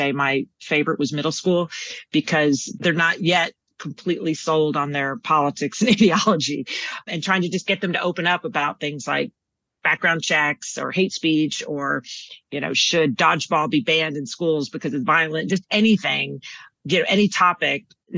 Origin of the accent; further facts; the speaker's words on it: Texas, United States; So everyone assumes I'm from New York, but no, born and raised in Texas, West Texas, moved all over Texas, UT, undergrad and law school. And I think a lot of my personality is because I'm from Texas